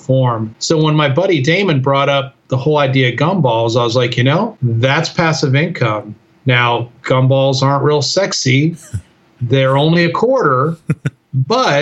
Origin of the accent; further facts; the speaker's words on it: Chicago, Illinois, United States; moved away as an adult; also born or lived in Colorado Springs; I grew up in the Chicago area